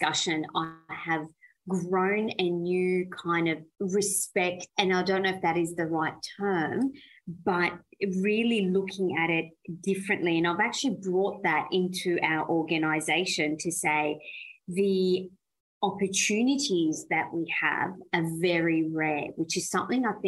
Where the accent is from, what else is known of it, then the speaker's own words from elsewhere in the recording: Australia; English is a second language; also born or lived in Iran; I was born in Iran and migrated to Australia when I was 9 years old